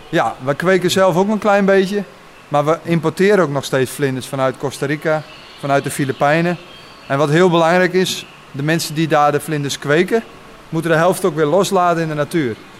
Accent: Friesland, Netherlands; now in Luttelgeest, Netherlands; Ik kom van oorsprong uit Friesland

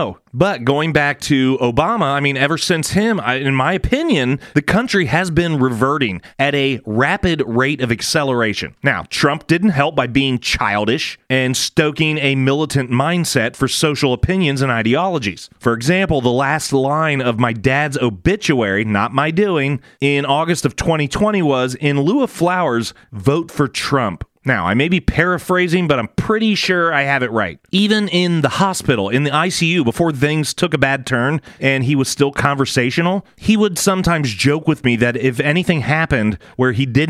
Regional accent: United States

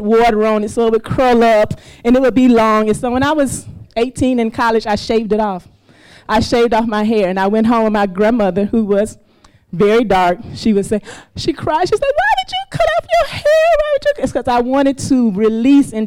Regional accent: Mississippi, United States; moved away as an adult; now in Lagos, Nigeria; I'm from Mississippi, the Deep South, and I grew up in Mississippi in the 70s

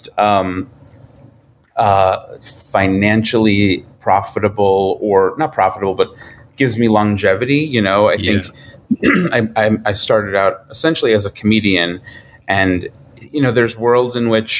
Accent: New York, United States; moved away as an adult; now in Los Angeles, United States; I'm from New York. So, my family's there

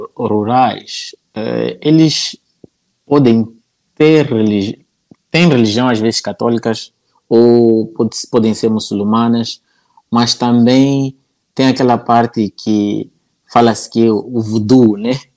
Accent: Nampula, Mozambique; accent: northern Mozambican; eu nasci na Ampula

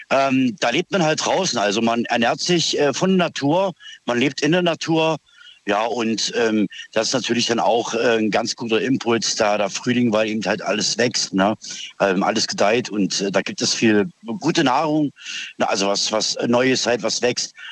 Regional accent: East Germany, Germany; now in Schwäbisch Gmünd, Germany; ich bin ursprünglich aus dem Osten, bin aber hier in Baden-Württemberg, ähm, Schwäbisch Gmünd.

